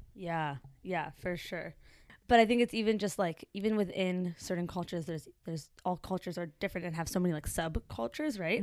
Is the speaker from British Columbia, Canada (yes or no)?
yes; Vancouver, British Columbia, Canada; I was born in Vancouver, British Columbia, Canada.